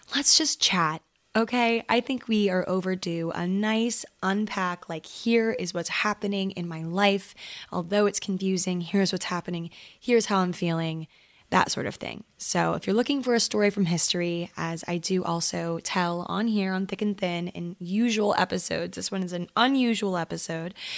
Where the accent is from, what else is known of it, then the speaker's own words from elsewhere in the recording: Maryland, United States; moved away as an adult; now in Los Angeles, United States; I grew up in Maryland